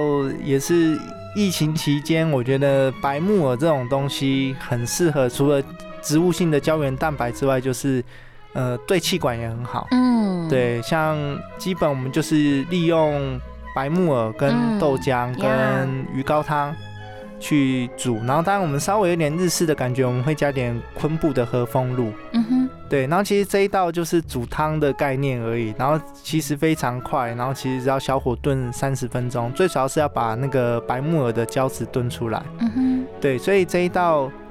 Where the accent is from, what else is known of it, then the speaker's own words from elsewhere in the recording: Taoyuan, Taiwan; 然后因为我本身我是桃园人，然后其实。呃，我们桃园有那种马祖新村，其实蛮多马祖人都在桃园定居